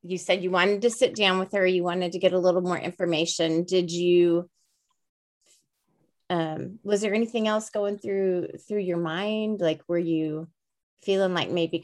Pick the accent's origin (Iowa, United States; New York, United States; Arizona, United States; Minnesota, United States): Arizona, United States; we're from Arizona. That's our home state